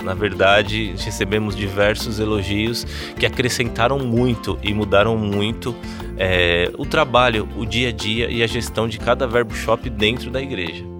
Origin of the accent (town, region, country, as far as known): São Paulo, Brazil; moved away as an adult; now in Campina Grande, Brazil